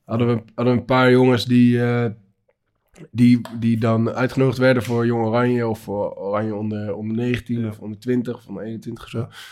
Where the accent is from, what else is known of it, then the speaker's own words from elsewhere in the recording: Rotterdam, South Holland, Netherlands; ik was vroeger ook Feyenoord, omdat ik uit Rotterdam kom